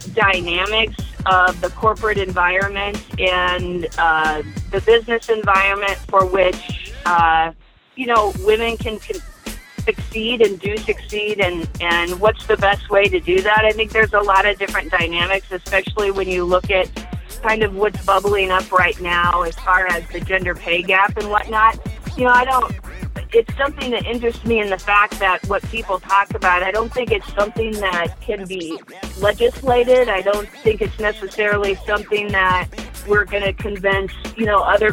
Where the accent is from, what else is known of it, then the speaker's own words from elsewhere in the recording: western Nebraska, United States; now in Lincoln, United States; I grew up in Nebraska, in the western part of the state of Nebraska, and I am, as a child, I grew up on a farm.